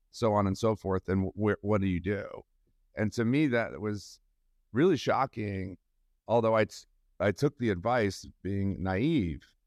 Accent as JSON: {"language": "English", "region": "New York", "country": "United States", "tie": "born or raised there", "also_born_or_lived": "Massachusetts", "said": "I grew up in New York. Um, I uh, grew up outside the city"}